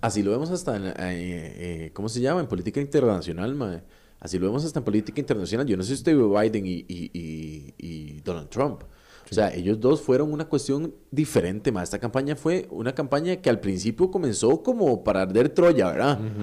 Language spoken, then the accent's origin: Spanish; Costa Rica; nosotros como sociedad costarricense